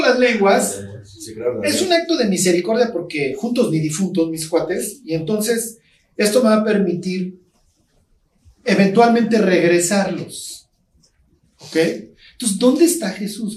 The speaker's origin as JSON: {"language": "Spanish", "country": "Mexico"}